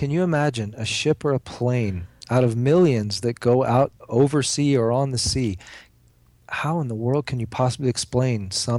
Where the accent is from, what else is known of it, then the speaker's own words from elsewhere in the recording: Florida, United States; also born or lived in Cayman Islands; I grew up in South Florida, right there on the, you know, wading in the shores of the Bermuda Triangle. And I spent 20 years of my adult life in the Caribbean, living in the Cayman Islands.